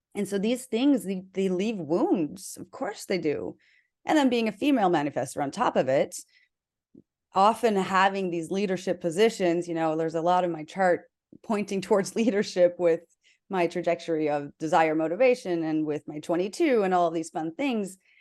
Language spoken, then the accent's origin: English; South Dakota, United States; I was raised in South Dakota, which is in the middle of the Bible Belt